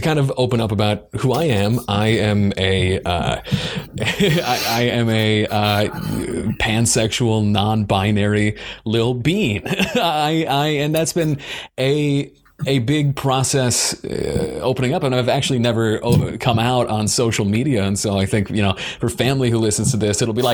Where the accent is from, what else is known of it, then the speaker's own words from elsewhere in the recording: Long Island, New York, United States; I grew up on Long Island